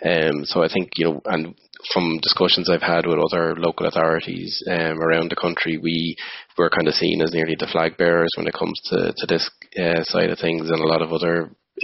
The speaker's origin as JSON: {"language": "English", "town": "Dublin", "region": "Leinster", "country": "Ireland", "moved": "as an adult", "lives_now": "Donegal, Ireland", "said": "I'm a blow-in myself. I'm originally from Dublin, so I'm very much a member of the diaspora, as somebody who's now living and working up here."}